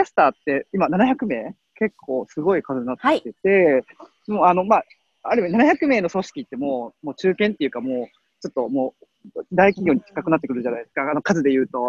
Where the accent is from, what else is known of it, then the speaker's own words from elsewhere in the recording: Osaka, Japan; 僕大阪生まれなんで